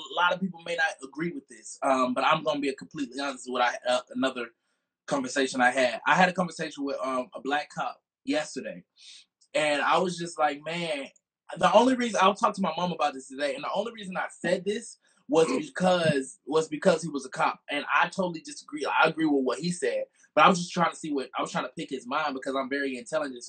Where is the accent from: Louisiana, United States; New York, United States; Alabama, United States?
Alabama, United States; Montgomery; I'm from Montgomery, Alabama